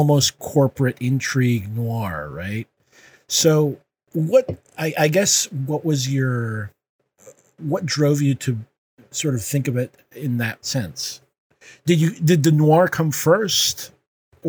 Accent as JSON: {"language": "English", "country": "Puerto Rico", "said": "I'm from Puerto Rico"}